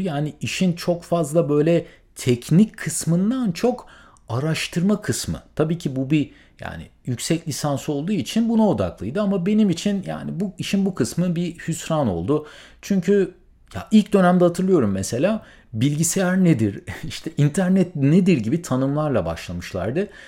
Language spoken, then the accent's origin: Turkish; İzmir, Turkey; moved away as an adult; also born or lived in Middle East; now in United States; ben memleketim İzmir'e döndüm